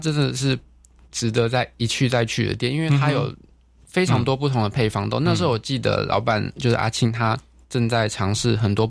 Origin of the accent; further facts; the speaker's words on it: Chiayi, Taiwan; moved away as an adult; now in Kaohsiung, Taiwan; 呃，我是我是嘉义出生，呃， {S1} 嗯嗯嗯 {S3} 嘉义人这样子。我爸爸是嘉义人，然后我妈妈是屏东人。可是我是这七八年来到高雄